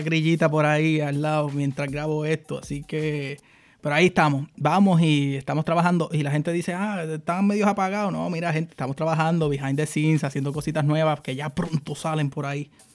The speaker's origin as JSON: {"language": "Spanish", "town": "Aguadilla", "country": "Puerto Rico", "moved": "yes", "lives_now": "United States", "said": "yo soy de Aguadilla"}